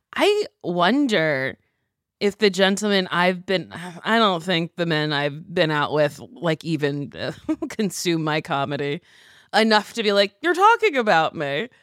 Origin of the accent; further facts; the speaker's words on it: New Jersey, United States; moved away as an adult; also born or lived in New York; now in Los Angeles, United States; I grew up in Jersey, we would go to the city a lot